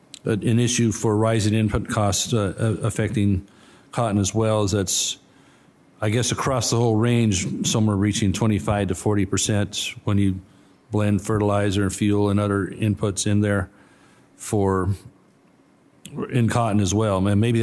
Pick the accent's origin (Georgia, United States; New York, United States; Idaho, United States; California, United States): California, United States; My home state of California, you know, electricity is going to continue to go through the roof